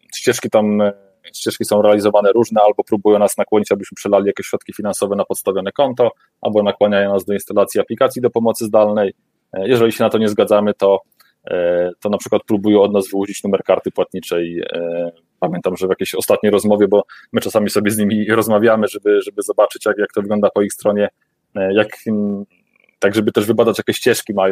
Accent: Warmian-Masurian Voivodeship, Poland; pochodzę trochę z tamtych rejonów

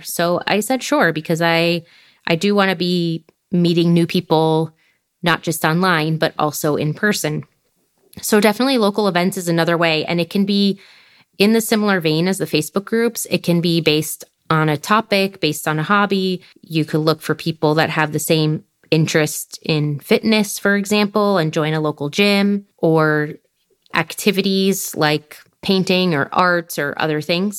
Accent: United States; moved away as an adult; now in France; being from the U S

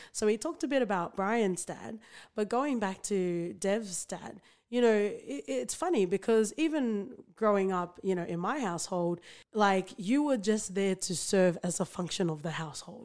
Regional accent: Sydney, New South Wales, Australia; where I grew up in, like, Western Sydney

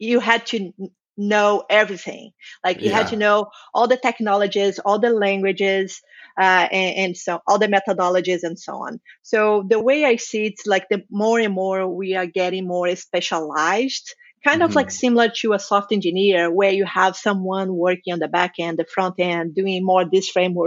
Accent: Brazil; I'm from Brazil.

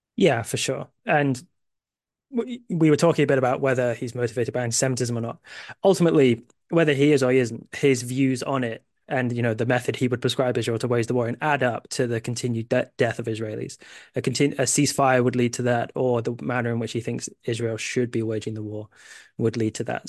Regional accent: United Kingdom; I have U S family, but I'm a British

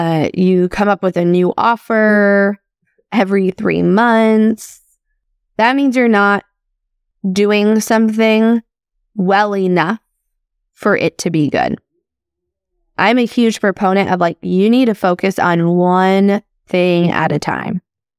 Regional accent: Midwest, United States; I grew up in the Midwest. I still live in the Midwest.

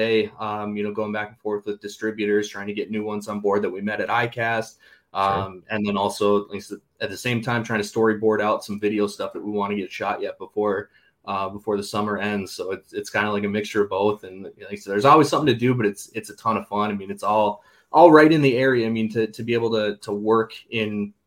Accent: St. Cloud, Minnesota, United States; I grew up here in St. Cloud, Minnesota

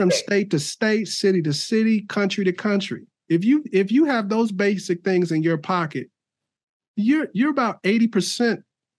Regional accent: Chicago, Illinois, United States; now in Palmer, United States; I grew up in Chicago.

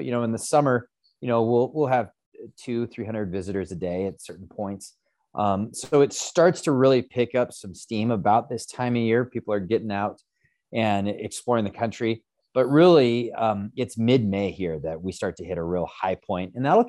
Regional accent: Great Falls, Montana, United States; this is my hometown. I grew up here in Great Falls.

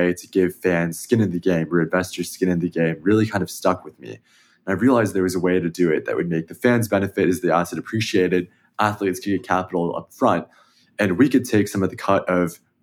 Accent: Danville, California, United States; I grew up in the Bay Area. I grew up in Danville, which is not too far away from where the Warriors play

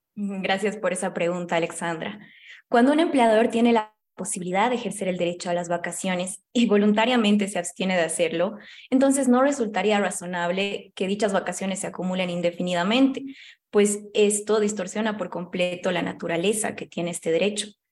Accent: Bolivia

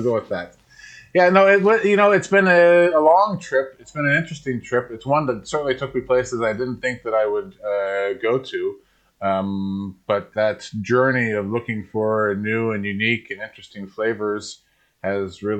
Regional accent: Portland, Oregon, United States; moved away as an adult; also born or lived in Seattle / Edinburgh; now in Ireland; I'm originally from Portland, Oregon, and would have been in the craft beer scene in the 90s back in Portland

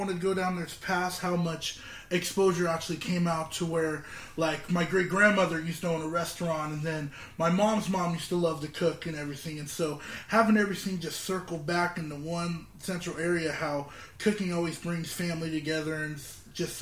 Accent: Southern Orange County, California, United States; born and raised in Southern Orange County

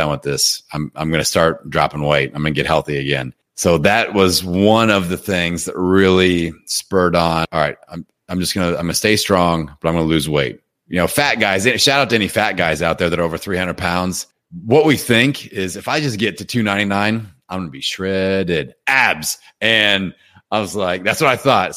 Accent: Indiana, United States; I'm from Indiana, and I always played basketball growing up.

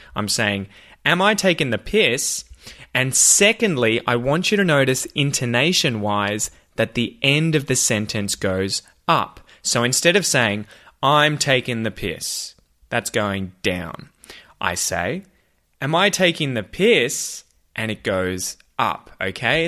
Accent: Australia; accent: Australian

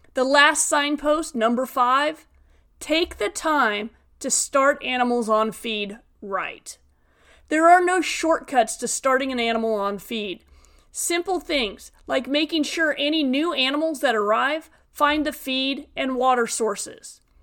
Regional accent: Western Nevada, United States; moved away as an adult; now in California, United States; I grew up in Western Nevada in a diversified livestock and farming operation.

